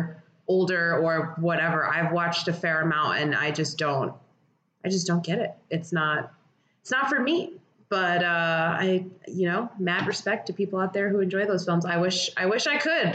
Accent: United States; fully American people

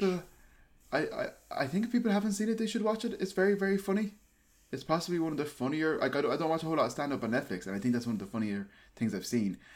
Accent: Ireland; born or raised there

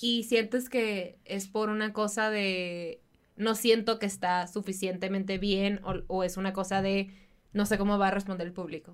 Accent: Baja California, Mexico; en Baja California, de donde yo soy

